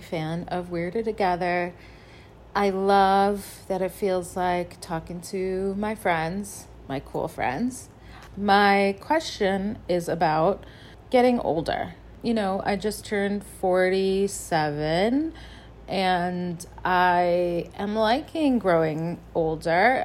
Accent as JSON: {"language": "English", "region": "Michigan", "country": "United States", "tie": "born or raised there", "moved": "as an adult", "lives_now": "Chicago, United States", "said": "Grew up in Michigan and now live in Chicago"}